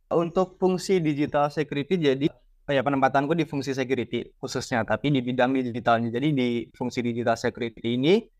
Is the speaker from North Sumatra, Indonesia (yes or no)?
no; Surakarta, Central Java, Indonesia; moved away; saya asalnya dari Solo, jadi saya ikut uh, paguyuban dari Solo